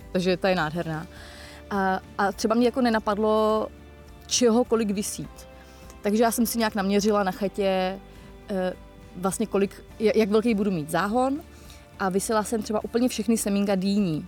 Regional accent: Most, Ústí nad Labem Region, Czechia; also born or lived in Prague; now in Czech Republic; původně jsem samozřejmě z Mostu, ale jako nikdy jsem nebydlela mimo město

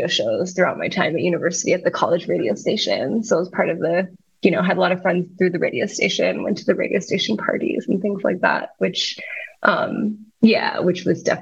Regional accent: Baltimore, Maryland, United States; also born or lived in New York; I grew up in Baltimore

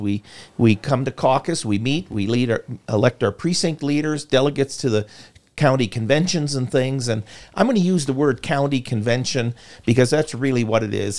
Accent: Iowa, United States; moved away as an adult; also born or lived in Montana; I was born and raised in Iowa with a strong religious background

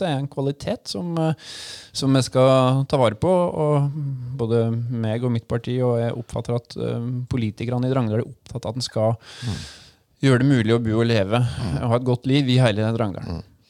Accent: Drangedal, Vestfold og Telemark, Norway; also born or lived in Ås, Akershus / Porsgrunn; ja da, er jeg er ordentlig Drangedal. Ja. Uh, født og oppvokst i et uh, helt uh, vanlig bolighus i skaukanten

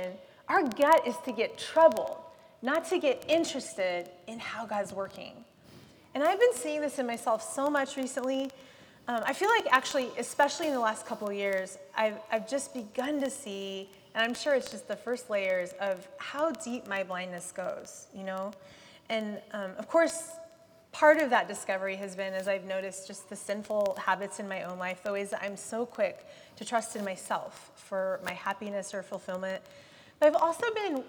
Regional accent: United States; as an American and as a white upper class person

